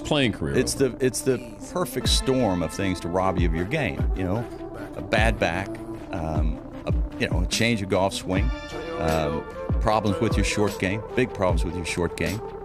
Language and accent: English; Boston, New England, United States; me growing up in New England, New Boston, I was a Celtics fan